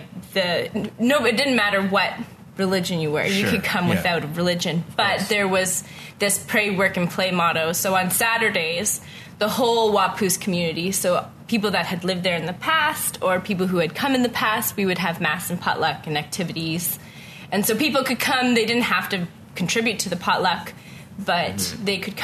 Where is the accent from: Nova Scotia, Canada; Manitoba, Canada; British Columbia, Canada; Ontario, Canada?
Ontario, Canada; Ottawa; moved away as an adult; also born or lived in Kanata / Waupoos Family Farm; now in Halifax, Canada; I am born and raised in Ottawa.